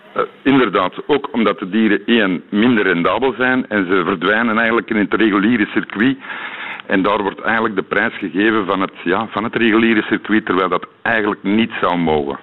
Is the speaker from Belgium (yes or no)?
yes; Belgium; als Belg